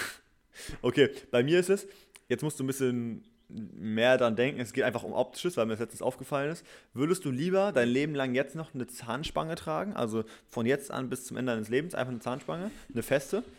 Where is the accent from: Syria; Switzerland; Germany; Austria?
Germany; Gütersloh, North Rhine-Westphalia; now in Berlin, Germany; nicht mehr in meine Heimat zurückzukommen, weil ich würde nicht von Berlin mhm. aus nach Gütersloh tuckeln.